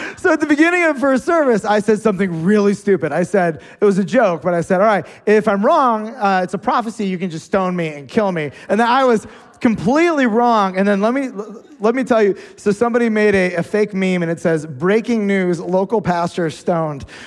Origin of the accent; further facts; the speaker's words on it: United States; We're American Christians